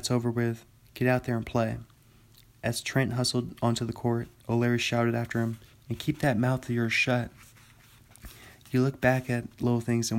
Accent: Bothell, Washington, United States; also born or lived in Pullman, Washington; my hometown, Bothell, Washington

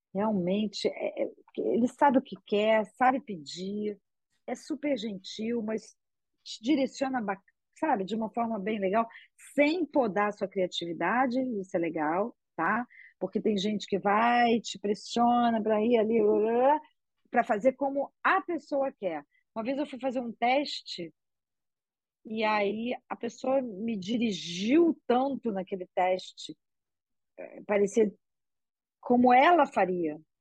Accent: Rio de Janeiro, Brazil; accent: carioca

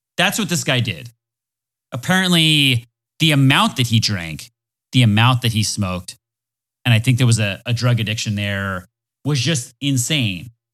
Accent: Florida, United States; I'm from Florida

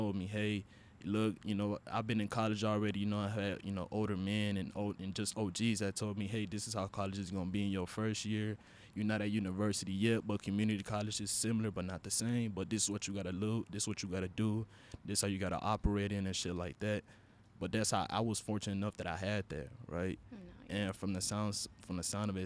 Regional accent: Honduras; first language Spanish; English is a second language; moved away; I am from Honduras. And, you know, English is my second language for y'all that didn't know. Spanish is my first

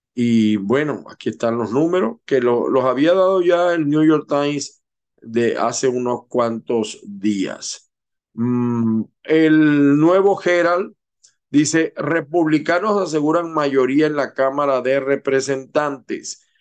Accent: Zulia, Venezuela; moved away; los venezolanos, que sobre todo los que venimos del Zulia

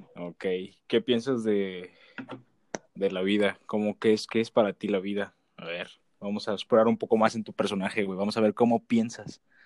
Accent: Huasteca Potosina, San Luis Potosí, Mexico; Somos de la Huasteca

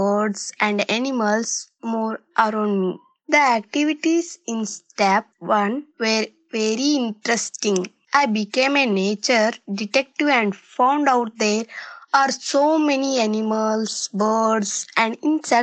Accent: Hubli, Karnataka, India; I am from Hubli in Karnataka

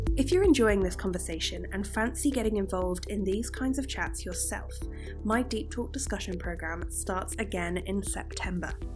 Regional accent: Exeter, South West England, United Kingdom; I'm from the south of England, it's a city called Exeter

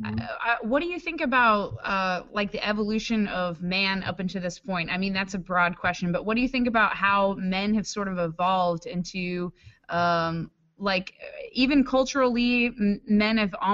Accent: Washington, District of Columbia, United States; I mean, shit, I'm from Washington D.C. and I know a manicured man when I see it

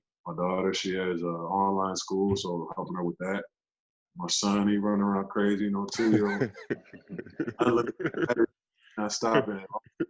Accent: Turkey; born there; also born or lived in Nebraska / Germany; my older sister was born in California. I was born in Turkey. I don't remember much of it, you know, because I was a baby when we left.

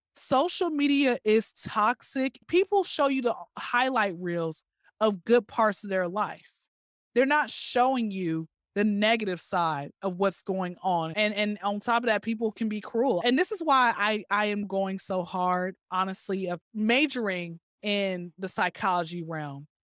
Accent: Atlanta, Georgia, United States; I'm born and raised in Atlanta

